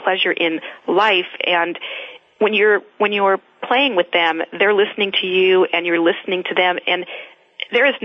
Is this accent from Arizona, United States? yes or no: yes; Arizona, United States; I grew up in Arizona